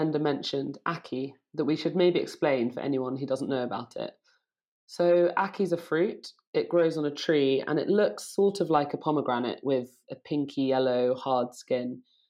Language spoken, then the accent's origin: English; Jamaica; born there; also born or lived in United Kingdom; Well, I'm Jamaican British. I was born in Jamaica.